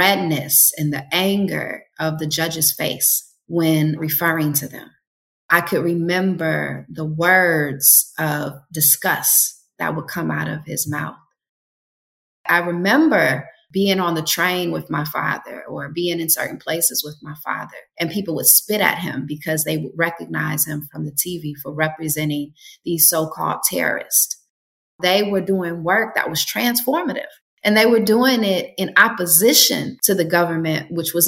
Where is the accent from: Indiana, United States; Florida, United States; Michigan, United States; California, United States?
Michigan, United States; Detroit; now in Jackson, United States; My brothers and I were also born in Detroit